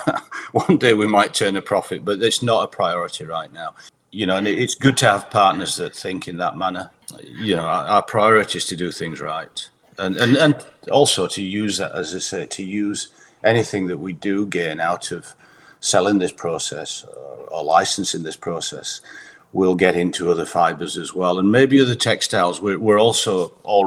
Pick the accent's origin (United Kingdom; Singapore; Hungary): United Kingdom; Huddersfield, Yorkshire and the Humber; moved away as an adult; also born or lived in Bradford; now in United States; I grew up in Huddersfield